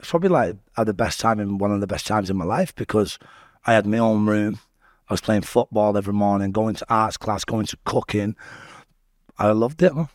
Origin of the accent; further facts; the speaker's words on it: Salford, North West England, United Kingdom; also born or lived in Manchester; growing up in Little Autumn was a bit mad